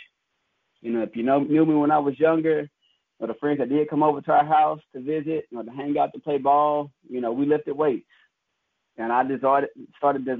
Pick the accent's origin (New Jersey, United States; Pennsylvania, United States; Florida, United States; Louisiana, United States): Louisiana, United States; Shreveport; moved away as an adult; also born or lived in Lafayette, Louisiana / Tennessee; now in Jackson, United States; growing up in Shreveport, Louisiana